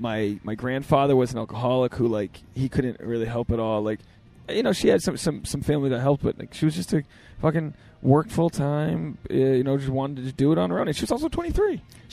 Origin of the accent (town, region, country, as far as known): Rhode Island, United States; now in New York, United States